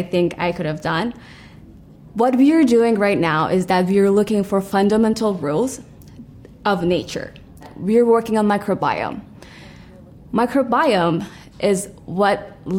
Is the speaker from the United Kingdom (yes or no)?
no; Iran; moved away as an adult; I immigrated from Iran 5 years ago.